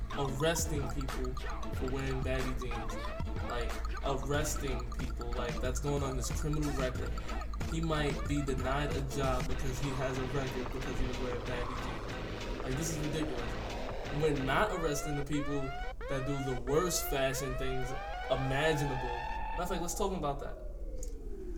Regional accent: Albany, New York, United States; I'm 21, I'm from Albany, repping that 518

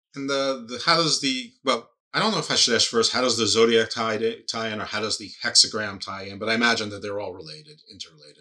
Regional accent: United States; I'm American

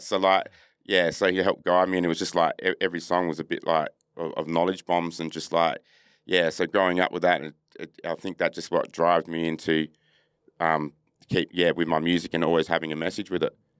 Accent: Perth, Western Australia, Australia; also born or lived in Adelaide, South Australia; I'm a Noongar, proud Noongar man from, um, Perth. I reside in Boorloo here in Perth

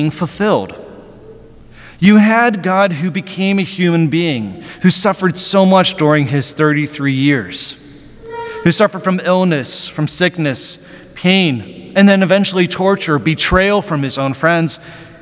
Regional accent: Western Pennsylvania, United States; I grew up in Western Pennsylvania

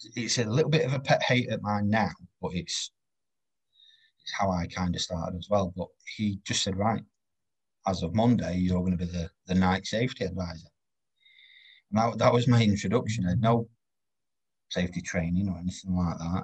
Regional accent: Doncaster, Yorkshire and the Humber, United Kingdom; I'm from Doncaster. I'm not from sort of London

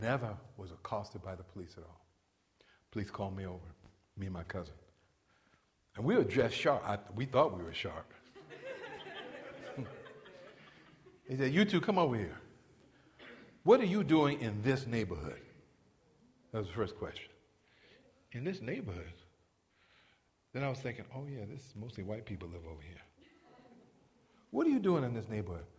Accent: New York, United States; I'm an African-American male from New York. Growing up in New York as a man, as a black man

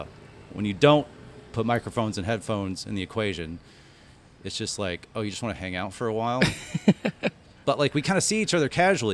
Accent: Irving, Texas, United States; We had a Lone Star Comics in Irving where I grew up

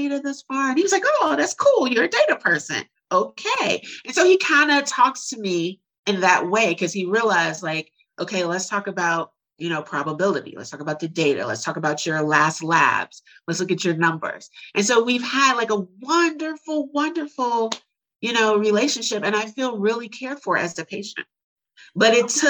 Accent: Chicago, Illinois, United States; moved away as an adult; now in Houston, United States; I grew up really poor in Chicago.

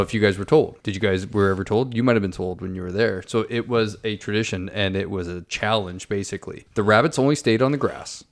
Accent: St. Catharines, Ontario, Canada; moved away; my hometown of Saint Catharines

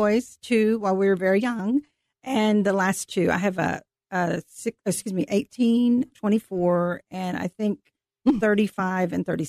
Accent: Carrollton, Texas, United States; Well, I am from Carrollton, Texas. I was raised on Pleasant Run, which is south of Arl Turner High School.

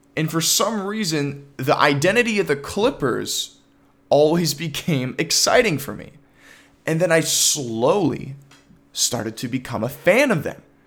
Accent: Toronto, Ontario, Canada; I'm from Toronto, Ontario

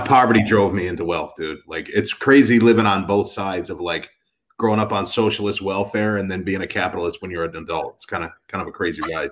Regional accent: Detroit, Michigan, United States; I grew up on welfare in Detroit

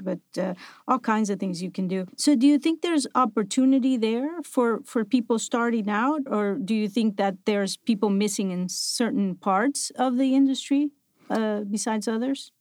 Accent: Buenos Aires, Argentina; moved away

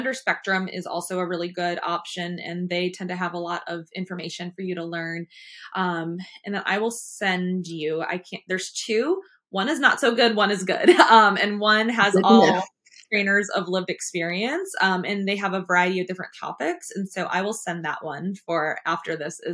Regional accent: Michigan, United States; now in American South; I am from the North, and in Michigan, we say you guys this, you guys

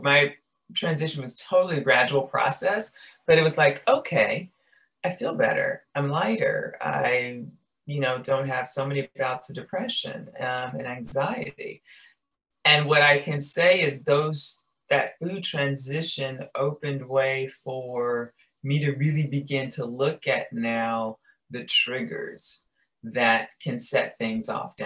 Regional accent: Chicago, Illinois, United States; I'm from Chicago, very meat and potatoes

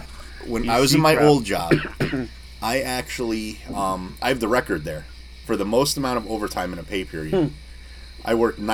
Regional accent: New York, United States; we're from New York, about maybe an hour out of the city

